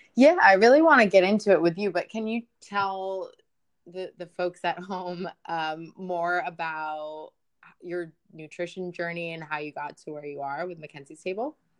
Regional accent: United States; we're American, and that's very clear by our annoying very, accents

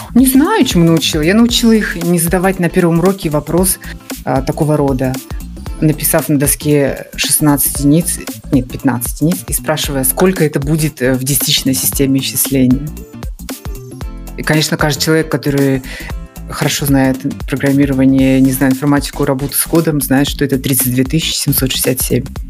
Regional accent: Murmansk, Murmansk Oblast, Russia; moved away as an adult; now in Moscow, Russia; я жила в Мурманске

